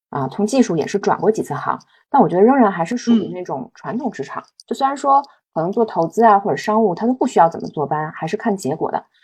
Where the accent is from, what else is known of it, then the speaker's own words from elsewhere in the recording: Beijing, China; moved away as an adult; also born or lived in Shanghai / Shenzhen; now in Chengdu, China; 而且作为一个北京土著，我已经移居到成都两年半了，所以我们两个其实都是一